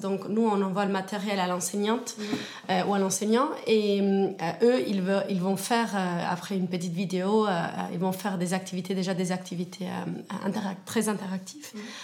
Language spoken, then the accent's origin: French; Argentina; moved away as an adult; now in Switzerland; je suis suissesse, mais née en Argentine